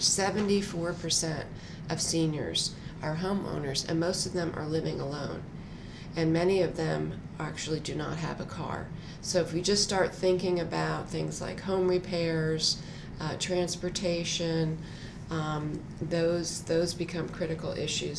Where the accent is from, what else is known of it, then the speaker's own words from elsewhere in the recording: New Jersey, United States; moved away as an adult; now in Durham, United States; I grew up in New Jersey.